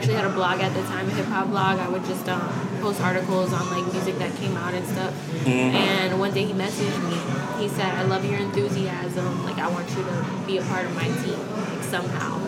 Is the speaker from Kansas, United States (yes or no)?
no; Miami, Florida, United States; also born or lived in New Orleans, Louisiana; I grew up in Miami